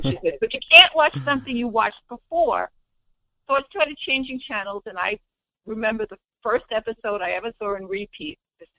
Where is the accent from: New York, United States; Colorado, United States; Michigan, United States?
New York, United States; as a fan growing up in New York